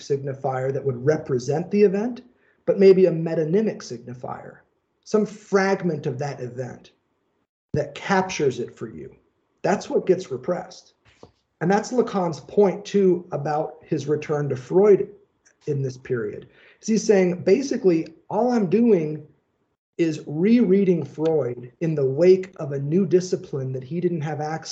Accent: Indiana, United States; I'm from Indiana

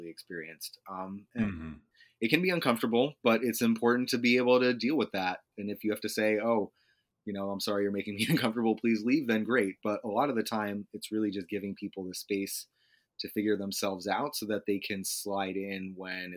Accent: New Hampshire, United States; I was from New Hampshire

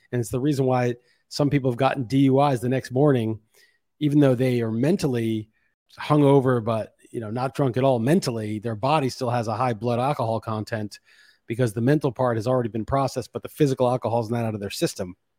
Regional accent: New York City, New York, United States; I grew up being pretty jaded growing up in New York City

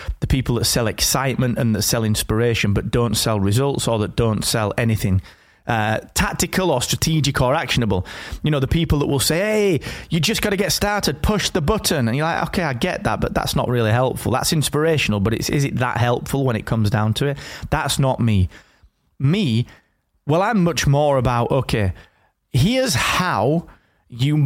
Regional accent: the north of England, United Kingdom; here in my hometown up in the north of England

